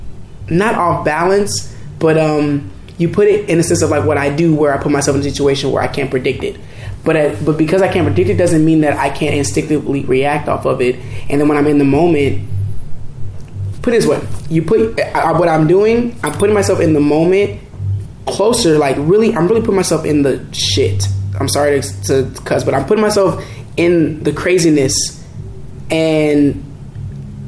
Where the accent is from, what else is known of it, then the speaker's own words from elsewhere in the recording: Kansas, United States; moved away; I was born in Kansas. I lived in Kansas. No one dances in Kansas